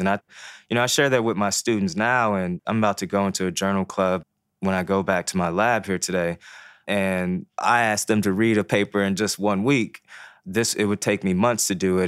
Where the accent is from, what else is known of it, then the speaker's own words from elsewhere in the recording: Ferguson, Missouri, United States; first language Haitian Creole; English is a second language; moved away; also born or lived in Baltimore, Maryland; growing up in Ferguson, Missouri